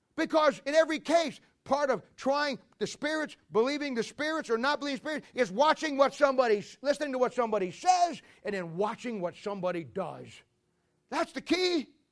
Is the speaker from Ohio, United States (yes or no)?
yes; Ohio, United States; now in Kansas City, United States; I'm a Midwestern boy. Even before I lived here, I'm from Ohio.